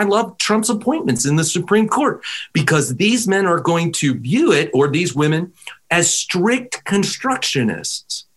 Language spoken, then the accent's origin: English; Pittsburgh, Pennsylvania, United States; I come from Pennsylvania. Pittsburgh is my home